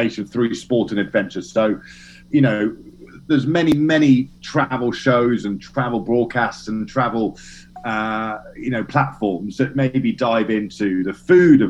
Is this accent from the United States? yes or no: no; England, United Kingdom; I'm English